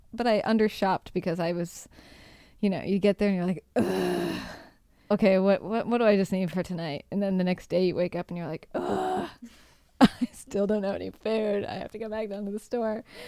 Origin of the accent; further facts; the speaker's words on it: Seattle, Washington, United States; moved away as an adult; now in Rome, Italy; I'm from Seattle